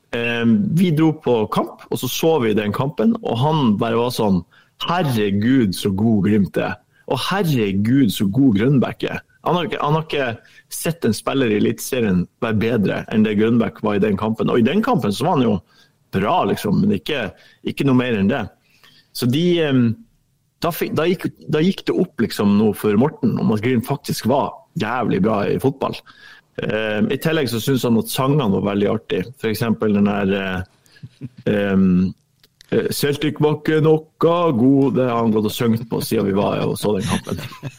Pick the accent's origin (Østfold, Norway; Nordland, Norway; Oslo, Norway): Nordland, Norway; Ørnes; et kompani som kommer fra Ørnes, der jeg er fra